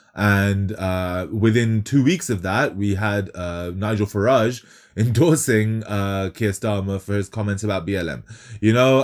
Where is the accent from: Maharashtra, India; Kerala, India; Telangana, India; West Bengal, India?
West Bengal, India; Kolkata; moved away; I'm, I'm Bengali. I was born in Calcutta